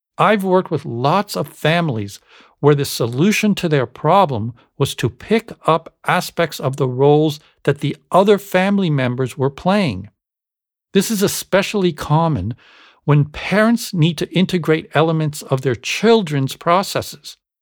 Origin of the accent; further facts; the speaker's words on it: Canada; growing up in Canada